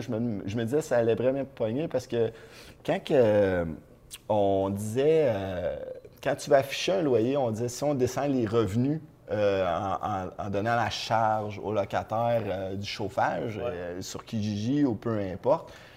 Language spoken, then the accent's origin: French; Trois-Rivières, Quebec, Canada; je viens de Trois-Rivières.